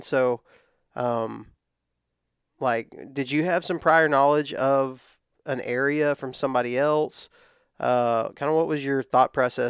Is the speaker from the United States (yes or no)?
yes; Texas, United States; I'm from West Texas. Everything's really dry in West Texas.